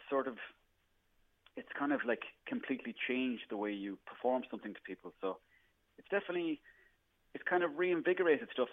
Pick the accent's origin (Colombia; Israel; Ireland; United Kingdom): Ireland; the Irish people. We are always up for a good laugh.